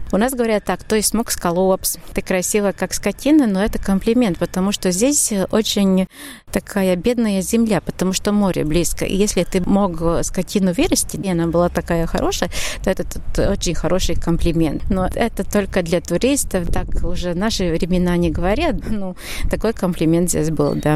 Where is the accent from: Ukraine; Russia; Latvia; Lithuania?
Latvia; Suiti, Kurzeme